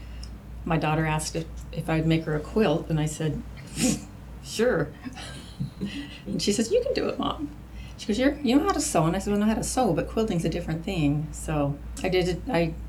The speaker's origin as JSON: {"language": "English", "town": "Salt Lake City", "region": "Utah", "country": "United States", "tie": "born or raised there", "moved": "yes", "said": "I was born in Salt Lake City."}